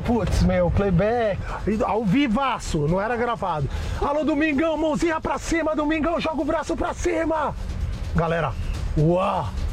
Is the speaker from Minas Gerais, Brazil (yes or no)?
no; São Paulo, Brazil; also born or lived in Rio de Janeiro; Nasci aqui em São Paulo, tive um breve período no Rio de Janeiro